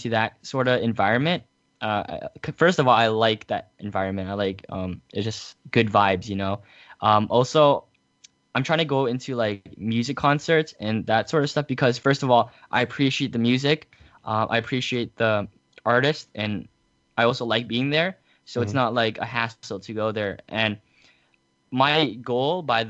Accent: Canada; I am from Canada.

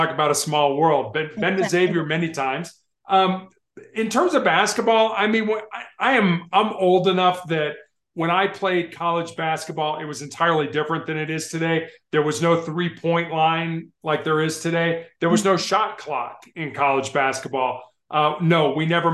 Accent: Chicago, Illinois, United States; now in Denver, United States; I was born and raised on the south side of Chicago

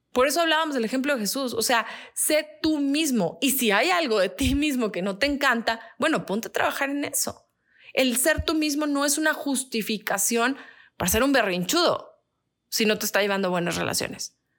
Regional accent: Mexico; el mexicano también es muy así a veces. Aunque tenemos esa buena fama de ser amigables

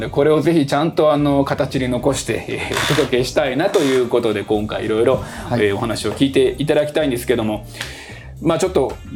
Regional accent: Sapporo, Hokkaido, Japan; 僕札幌生まれ育ちなんで

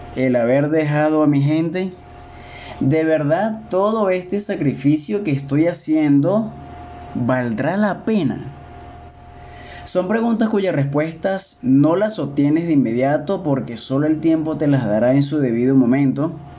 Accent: Caracas, Capital District, Venezuela; moved away as an adult; now in Cuenca, Ecuador; Caracas, mi ciudad natal

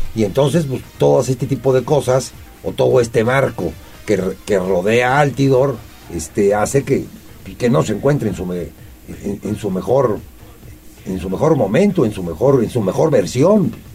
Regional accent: Puebla, Mexico; el poblano somos escépticos, somos escépticos y no nos gusta mojarnos

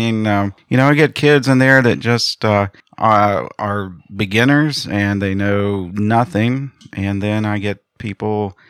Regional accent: Grafton, United States; I am from Grafton, actually. I've been living here for about 24 years. I am the director of bands at Grafton High School.

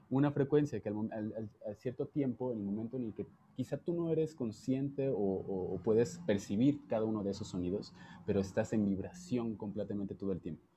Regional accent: Jalisco, Mexico; now in Mexico City, Mexico; yo soy de Jalisco

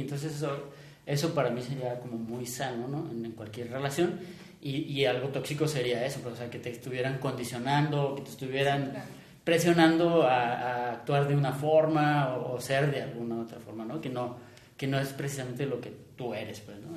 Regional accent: Mexico; nuestra propia identidad como mexicano

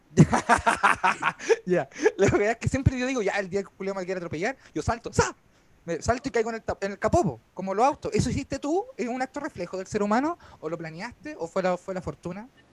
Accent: San Bernardo, Santiago Metropolitan Region, Chile; moved away as an adult; now in Ñuñoa, Chile; Básicamente vivo en una embajada de San Bernardo en Ñuñoa. Soy como canciller de San Bernardo, pero en Ñuñoa

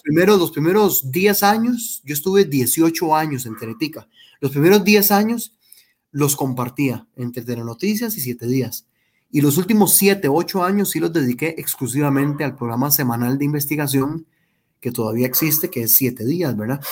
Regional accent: Heredia, Costa Rica; me crié en Heredia Centro, en un barrio que se llama Fátima, barrio Fátima.

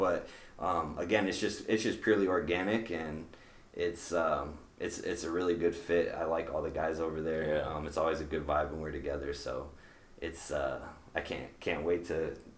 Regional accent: the South, United States; now in Des Moines, United States; Being from the South, bro, like, I don't get Domino's, I don't get Pizza Hut, like, I'm from the South, like, I got all these spots to get pizza from.

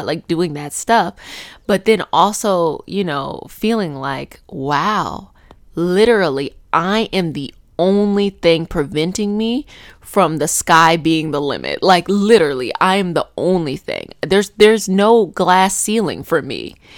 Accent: Arlington, Virginia, United States; I grew up in Arlington

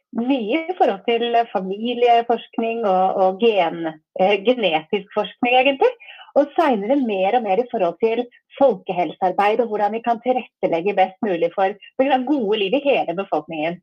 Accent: Asker, Akershus, Norway; jeg vokste opp i Asker.

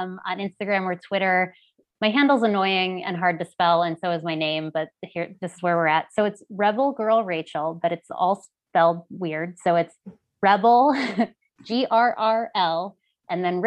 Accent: Ohio, United States; moved away as an adult; my life growing up in Ohio

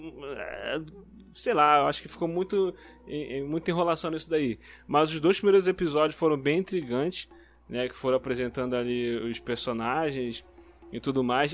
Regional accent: Rio de Janeiro, Brazil; eu sou aqui do Rio.

